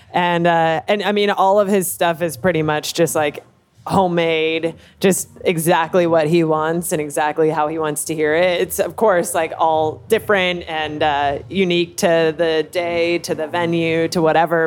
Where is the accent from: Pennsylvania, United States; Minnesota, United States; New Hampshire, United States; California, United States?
California, United States; Los Angeles; moved away as an adult; now in New York, United States; I'm from uh, Van Nuys, California. Oh, it's in yeah. the Valley